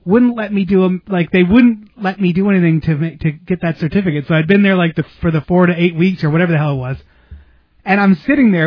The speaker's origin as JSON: {"language": "English", "town": "Slatington", "region": "Pennsylvania", "country": "United States", "tie": "born or raised there", "moved": "yes", "said": "things that were only in my hometown, like that Golden Sun potato chips and A-Treat"}